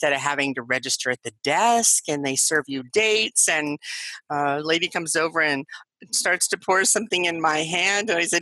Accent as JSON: {"language": "English", "region": "Colorado", "country": "United States", "tie": "born or raised there", "said": "I'm from Colorado. I grew up, you know, in the country"}